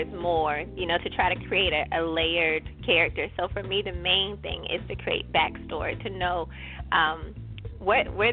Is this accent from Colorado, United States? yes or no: no; Newport News, Virginia, United States; now in Richmond, United States; I'm from Newport News